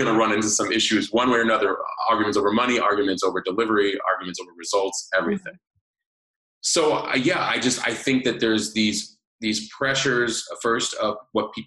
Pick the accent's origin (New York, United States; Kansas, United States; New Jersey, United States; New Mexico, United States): New York, United States; moved away; I'm originally from New York